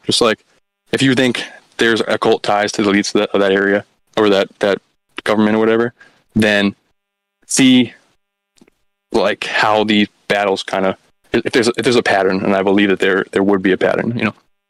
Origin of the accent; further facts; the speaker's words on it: near Andover, Massachusetts, United States; But the town that I talk about, Andover, Massachusetts, it's, like, the town right next to me.